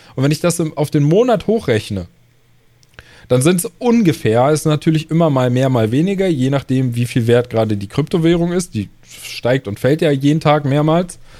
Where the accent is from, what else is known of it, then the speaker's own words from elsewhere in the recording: Germany; bei uns in Deutschland